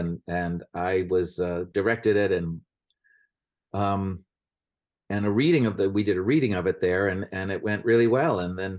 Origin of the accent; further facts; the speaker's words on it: Vermont, United States; I grew up in Vermont. My dad was a preacher in the Episcopal Church.